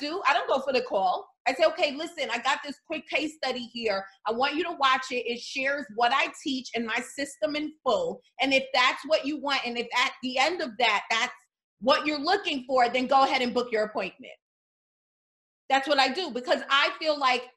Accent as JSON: {"language": "English", "town": "New York City", "region": "New York", "country": "United States", "tie": "born or raised there", "said": "I am from the New York City foster care system"}